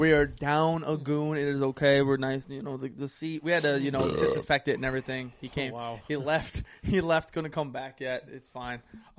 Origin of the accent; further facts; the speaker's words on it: Ohio, United States; when he finds out we're from Ohio